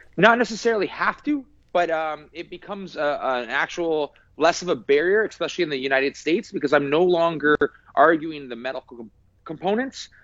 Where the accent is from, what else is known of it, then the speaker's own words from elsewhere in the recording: British Columbia, Canada; a Canadian and British Columbian